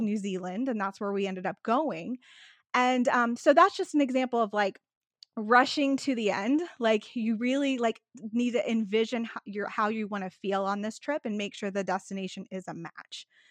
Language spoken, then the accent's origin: English; Texas, United States; I'm a Texan who went to Alaska in the winter